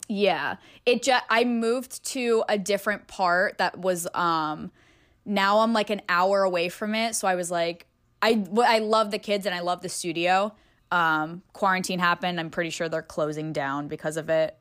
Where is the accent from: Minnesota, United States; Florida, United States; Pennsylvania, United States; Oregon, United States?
Pennsylvania, United States; born or raised there; moved away as an adult; also born or lived in Staten Island, New York; now in Los Angeles, United States